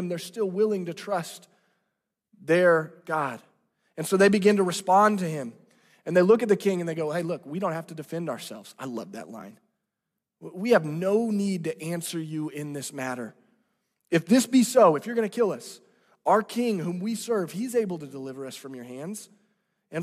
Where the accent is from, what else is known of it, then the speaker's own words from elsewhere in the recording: Branson, Missouri, United States; I'm from Branson, Missouri. And let me let you into this. In junior high, I worked at the Silver Dollar City